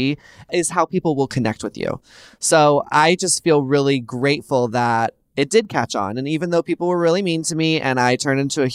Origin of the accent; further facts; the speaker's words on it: Texas, United States; now in California, United States; I grew up in the South in Texas